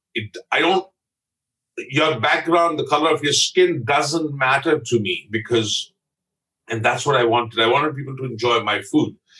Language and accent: English; Amritsar, Punjab, India; moved away as an adult; also born or lived in Bombay; now in Canada; I'm a Punjabi from Amritsar. I was born literally a block and a half away from the Harmandir Sahib Gurdwara in Amritsar.